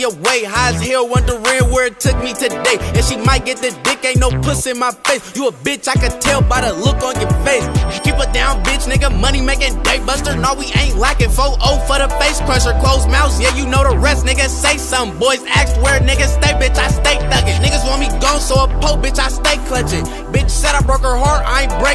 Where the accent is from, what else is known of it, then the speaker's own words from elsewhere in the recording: New York, United States; I'm from New York